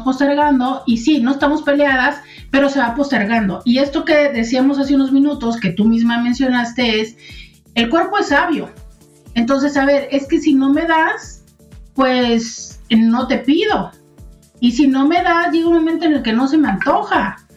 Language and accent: Spanish; Mexico; como mexicanos